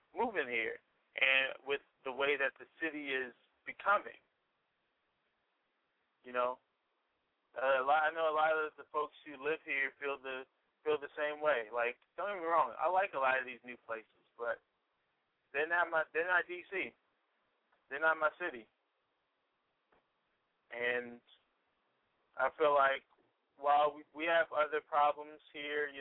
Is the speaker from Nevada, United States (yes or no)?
no; Washington, District of Columbia, United States; also born or lived in Delaware; I've lived where I live now in Northeast for, hold on, 19 years